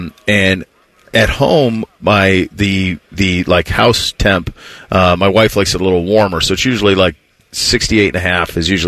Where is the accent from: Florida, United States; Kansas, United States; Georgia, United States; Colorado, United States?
Florida, United States; Because I come from Florida, right? It's like sunny and blue sky, bluebird. I moved here in May of 07.